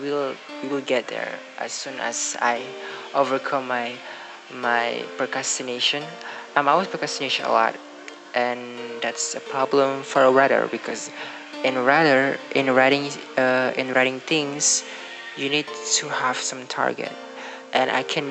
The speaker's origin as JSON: {"language": "English", "country": "Indonesia", "second_language": "English", "said": "English is not my first language. It's not my native language. So I'm from Indonesia"}